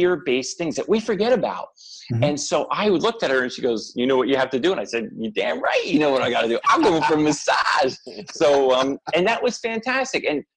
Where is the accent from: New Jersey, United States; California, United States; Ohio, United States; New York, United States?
New Jersey, United States; being brought up in Jersey